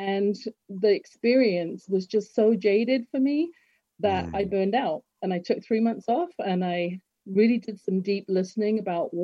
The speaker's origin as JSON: {"language": "English", "town": "Harrow", "region": "London", "country": "United Kingdom", "moved": "as an adult", "lives_now": "Canada", "said": "I'm from Harrow"}